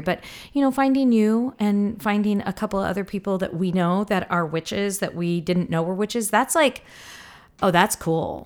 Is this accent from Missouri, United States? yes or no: yes; the Ozarks, Missouri, United States; I grew up in the South, in Missouri, in the Ozarks